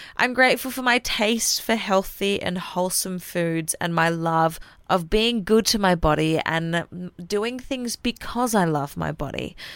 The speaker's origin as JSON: {"language": "English", "country": "Australia", "moved": "yes", "lives_now": "New Zealand", "said": "I'm an Aussie"}